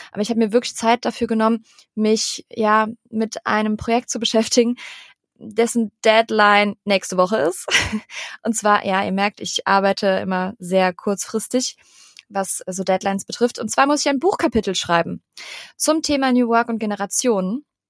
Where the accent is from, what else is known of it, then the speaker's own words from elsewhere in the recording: Cologne, North Rhine-Westphalia, Germany; moved away as an adult; now in Hamburg, Germany; Und wir kommen beide aus Köln